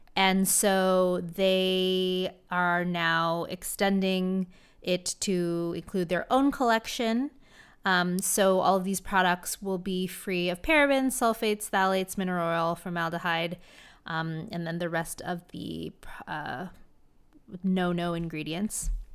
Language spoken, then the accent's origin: English; Orange County, California, United States; Love my hometown